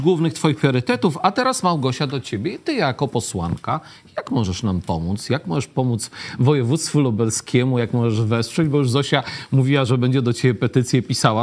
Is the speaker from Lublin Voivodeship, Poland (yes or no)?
yes; Lublin, Lublin Voivodeship, Poland; jako ten lublinianin